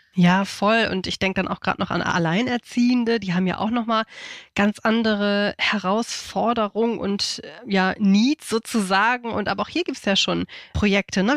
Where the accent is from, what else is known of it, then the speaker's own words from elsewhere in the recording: Hamburg, Germany; moved away as an adult; now in Schleswig-Holstein, Germany; ich komme aus Hamburg.